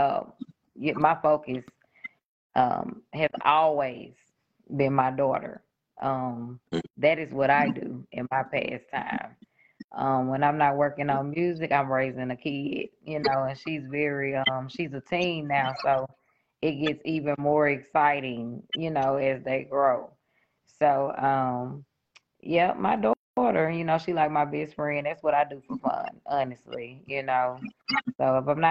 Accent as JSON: {"language": "English", "town": "Shreveport", "region": "Louisiana", "country": "United States", "said": "I'm from Shreveport, Louisiana"}